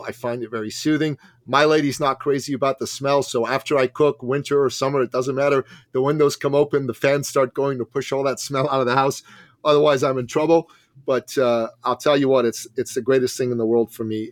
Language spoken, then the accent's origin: English; Canada; I'm Canadian